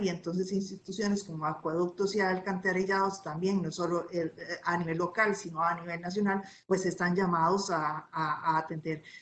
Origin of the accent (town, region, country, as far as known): Costa Rica